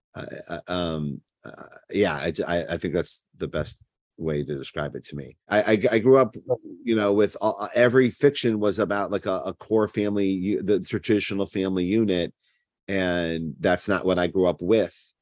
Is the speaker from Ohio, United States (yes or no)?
yes; Cleveland, Ohio, United States; accent: Cleveland; my Cleveland accent